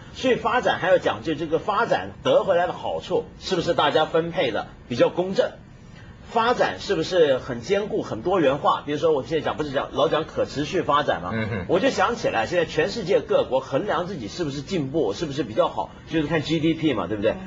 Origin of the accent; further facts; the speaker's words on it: China; 就等于我们中国人厨房不都是用抹布吗